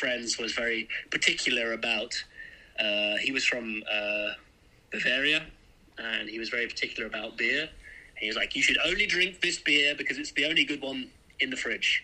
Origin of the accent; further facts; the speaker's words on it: England, United Kingdom; now in Berlin, Germany; growing up in England